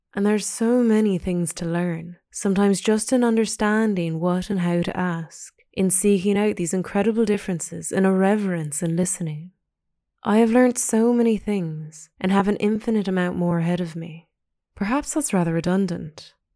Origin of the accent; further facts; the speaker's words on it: Pacific Northwest of Canada, British Columbia, Canada; moved away; Growing up in the Pacific Northwest of Canada